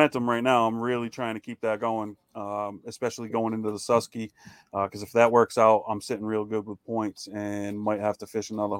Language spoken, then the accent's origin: English; Maine, United States; now in Rhode Island, United States; I'm from Rhode Island. Grew up in Maine, moved back to Rhode Island.